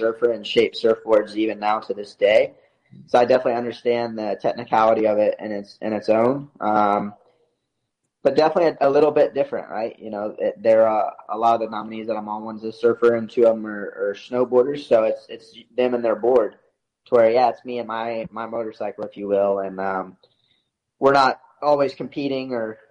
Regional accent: the South, United States; Growing up in the South

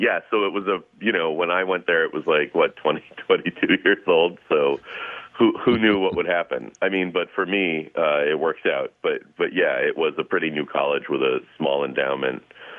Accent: Russia; now in United States; I came as a refugee from Russia

